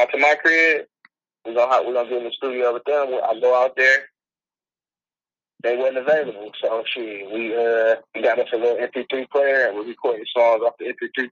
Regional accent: Detroit, Michigan, United States; I'm from Detroit, Westside

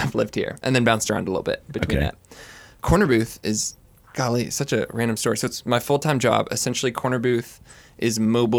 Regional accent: Los Angeles, California, United States; moved away as an adult; also born or lived in Kansas; now in Waco, United States; I'm born and raised in Los Angeles, California. Came out to go to Baylor University. Was there for 4 years. Graduated. Have kind of bounced around the country since then. In that time, got married. Been back in Waco.

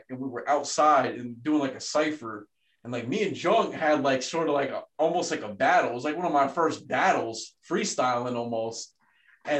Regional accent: New Haven County, Connecticut, United States; also born or lived in South Florida; growing up more so here in like Connecticut and like New Haven County

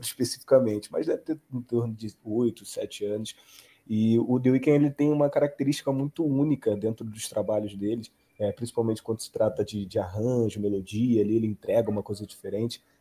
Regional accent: Rio de Janeiro, Brazil; Eu sou do Rio de Janeiro

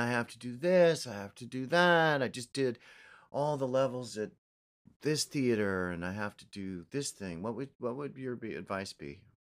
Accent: New York, United States; also born or lived in Chicago; I'm from New York, I love New York, I'm, I'm New York all, all the way

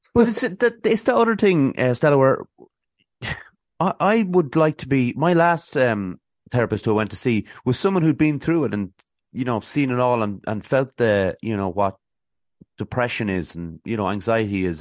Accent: Athlone, Leinster, Ireland; accent: Dublin twang; also born or lived in Swords, Dublin / Westmeath; I'm actually from Athlone, but I, I went to, uh, a, a school up in Swords, uh, in, in Dublin, so, uh, there might be a slight bit of a, a twang

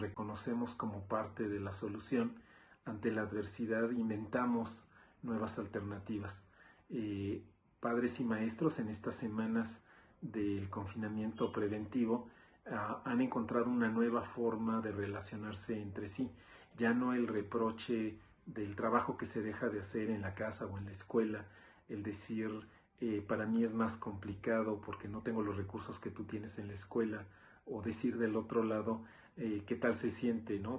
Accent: Mexico; Me siento muy orgulloso de mi país porque en México ante la adversidad nos crecemos

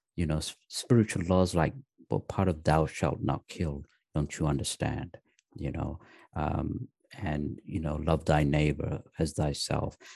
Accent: the north of England, United Kingdom; also born or lived in Pakistan; I was actually born in Pakistan. Uh, my parents moved to England when I was three years old.

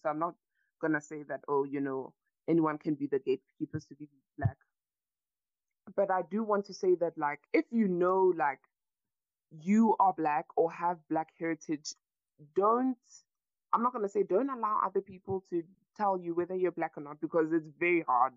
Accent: South Africa; I'm a South African citizen. I've been born and raised here

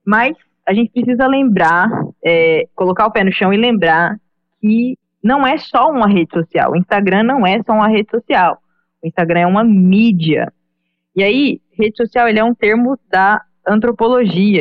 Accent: Goiânia, Goiás, Brazil; moved away as an adult; now in Recife, Brazil; eu sou natural de Goiânia

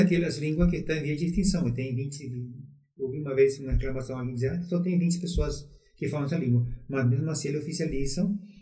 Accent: Paraguay; also born or lived in Brazil; now in Foz do Iguaçu, Brazil; eu nasci no Brasil, mas fui criado no Paraguai

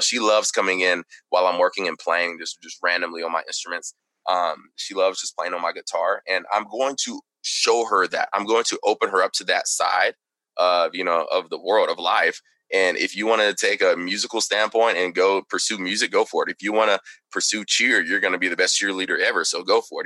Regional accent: Texarkana, Texas, United States; also born or lived in Plano, Texas; I was born in Texarkana, Texas

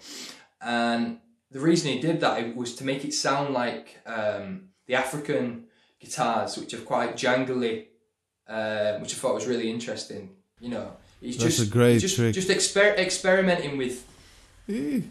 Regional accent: Manchester, North West England, United Kingdom; moved away as an adult; also born or lived in London; I'm from Manchester, and I went down to London to pursue acting

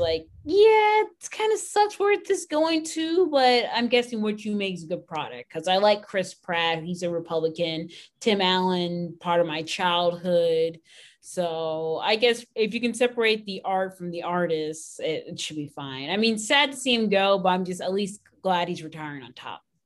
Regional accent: Canada; now in Texas, United States; where I grew up in Canada

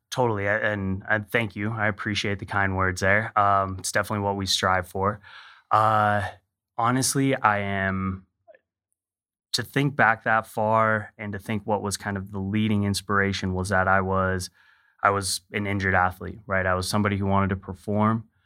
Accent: Hawaii, United States; I grew up in Hawaii

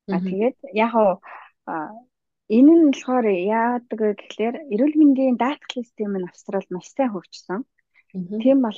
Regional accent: Mongolia; moved away as an adult; now in Sydney, Australia

